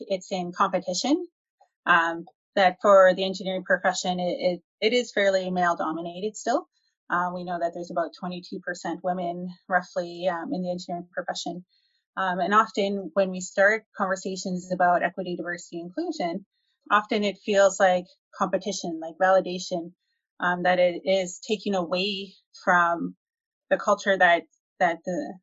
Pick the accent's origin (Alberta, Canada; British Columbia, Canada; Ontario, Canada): Alberta, Canada; I'm born and raised in Alberta.